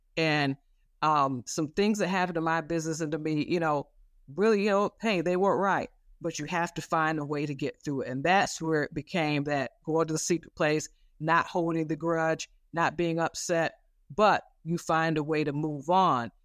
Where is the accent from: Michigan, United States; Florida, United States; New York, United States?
Michigan, United States; Flint; I grew up in the Flint, Michigan area.